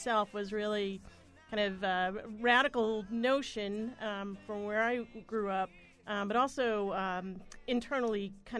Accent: Norfolk, Massachusetts, United States; as a little blue-collar, non-gender conformative kid growing up in Norfolk, Mass

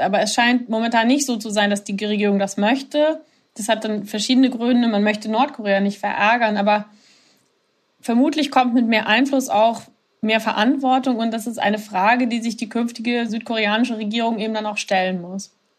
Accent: Germany; now in Seoul, South Korea; mich als Deutsche

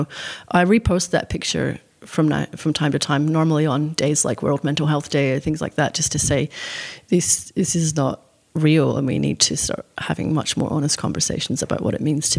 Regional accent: Scotland, United Kingdom; It's all I'd ever wanted to do since I was a little girl growing up in Scotland, was to publish a book.

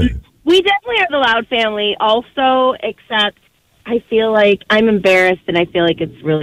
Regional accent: Irondequoit, New York, United States; I grew up in West Irondequoit, so I guess that's like the westest of the east side.

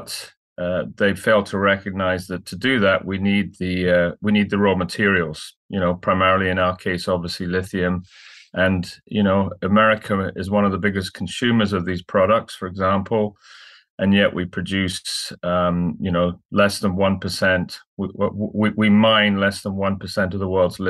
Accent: Scotland, United Kingdom; moved away as an adult; also born or lived in London; now in Vancouver, Canada; I'm from Scotland originally, trained as a lawyer

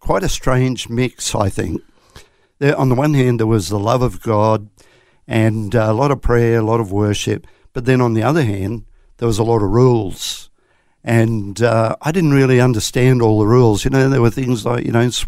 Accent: southeast Queensland, Australia; also born or lived in Coffs Harbour, New South Wales; I was born in Coffs Harbour, would you believe, but we saw the light and moved to Queensland very shortly after that. So I've been in Queensland, around southeast Queensland, for the majority of my life, all bar the first year

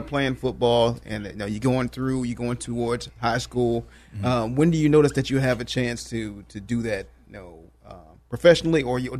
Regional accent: Washington, District of Columbia, United States

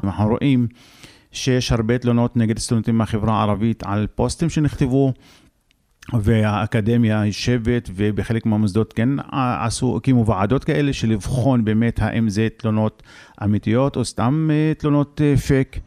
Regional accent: Israel; גם אנחנו אין לנו ארץ אחרת פה, ערבים בישראל

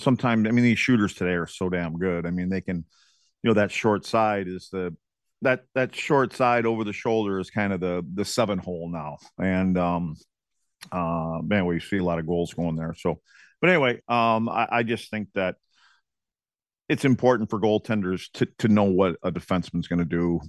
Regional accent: Eagle River, Wisconsin, United States; Kim picked out a spot in my hometown in Eagle River called the Chanticleer Inn

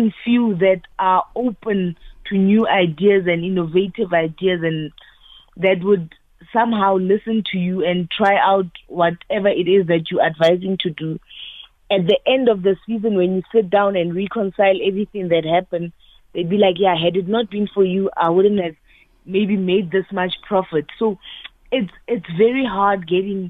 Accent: Thaba Nchu, Free State, South Africa; I am from Tabanchu. It's a small town outside Bloemfontein here in the Free State.

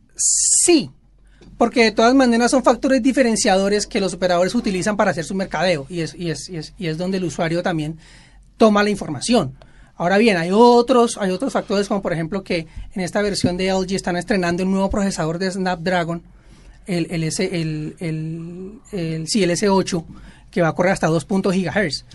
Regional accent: Bogotá, Colombia; now in Barranquilla, Colombia; Yo soy bogotano nacionalizado barranquillero

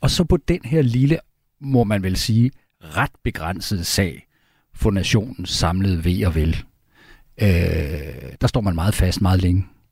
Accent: Denmark

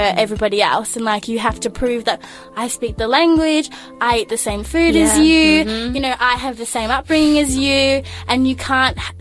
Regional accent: Gippsland, Victoria, Australia; now in Melbourne, Australia; I grew up in Gippsland, so in the countryside.

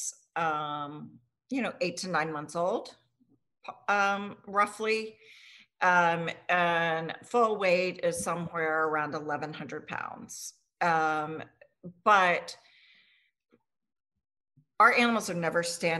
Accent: Richmond, Virginia, United States; I grew up here in Richmond

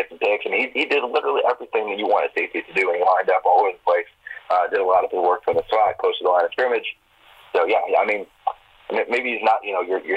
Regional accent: Tennessee, United States; moved away; I'm from Tennessee

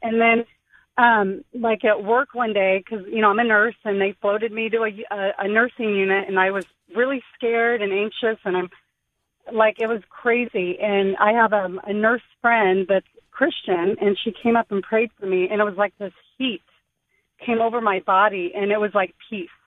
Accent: Riverside, California, United States; I'm from Riverside.

